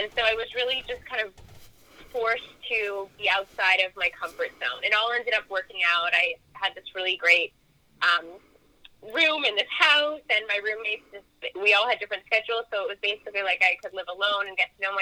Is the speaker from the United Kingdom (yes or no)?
no; Canada; I am Canadian